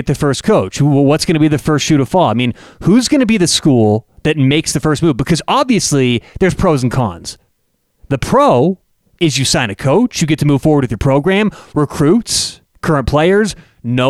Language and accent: English; Colorado, United States; I'm born and raised in Colorado.